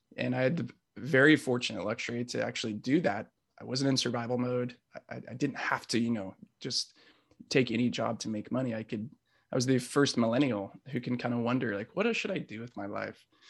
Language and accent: English; South Orange County, California, United States; I grew up in South Orange County